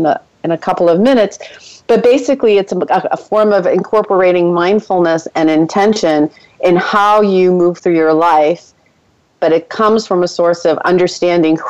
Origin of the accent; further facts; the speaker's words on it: Boston, Massachusetts, United States; also born or lived in Ecuador; I'm originally from Boston